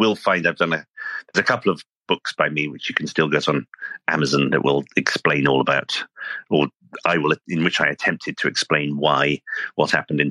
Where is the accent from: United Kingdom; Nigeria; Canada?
United Kingdom; now in United States; I'm actually these days an American citizen, but as you can probably hear, I'm a native from Britain.